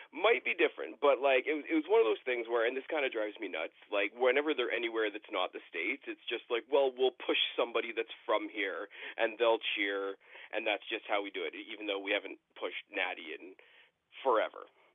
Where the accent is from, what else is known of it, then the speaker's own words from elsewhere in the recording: Canada; I am Canadian